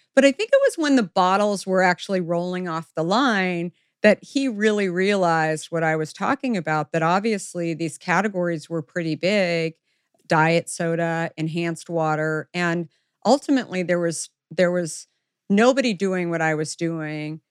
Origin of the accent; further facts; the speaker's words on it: the West, United States; I grew up in the West